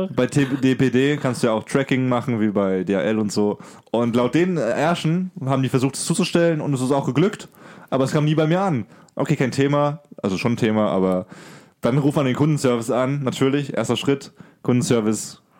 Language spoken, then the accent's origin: German; Germany; für mich als Deutscher hier